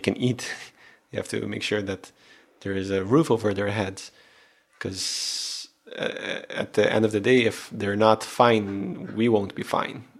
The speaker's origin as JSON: {"language": "English", "country": "Aruba", "said": "I am from Aruba. I do have the Aruban blood in me"}